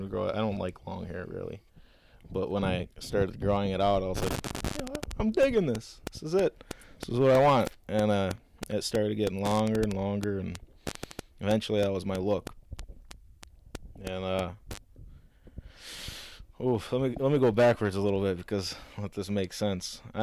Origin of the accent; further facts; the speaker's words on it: Coon Rapids, Minnesota, United States; moved away as an adult; also born or lived in Eden Prairie, Minnesota; now in Los Angeles, United States; I moved to Eden Prairie from from Coon Rapids